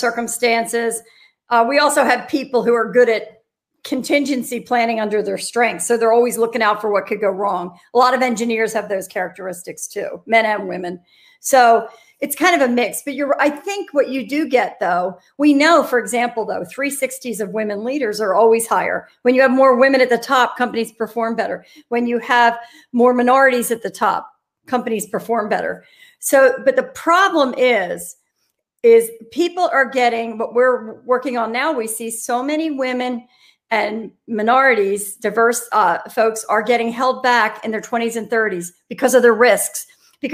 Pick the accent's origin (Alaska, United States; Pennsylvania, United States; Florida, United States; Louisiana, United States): Pennsylvania, United States; Philadelphia; I'm from Philadelphia